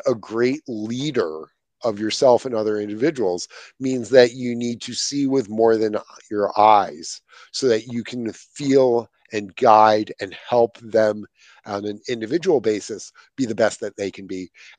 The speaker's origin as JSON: {"language": "English", "country": "Ireland", "said": "So see, I actually have a natural advantage because I'm Irish and nothing offends us."}